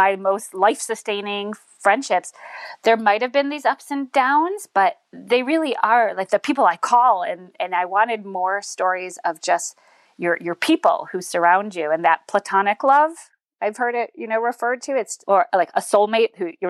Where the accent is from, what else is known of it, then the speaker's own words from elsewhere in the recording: Northbrook, Illinois, United States; now in Maryland, United States; I am from Northbrook